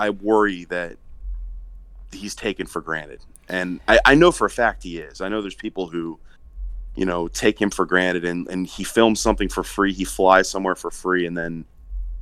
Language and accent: English; Maryland, United States; growing up in Maryland